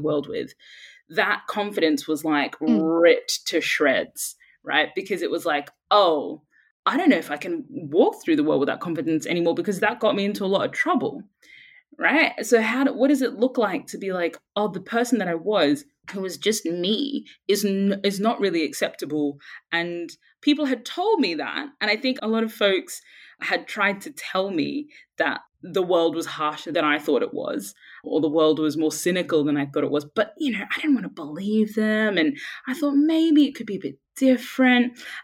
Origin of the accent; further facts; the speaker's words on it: Brisbane, Queensland, Australia; moved away as an adult; also born or lived in Sudan; now in London, United Kingdom; I grew up in Brisbane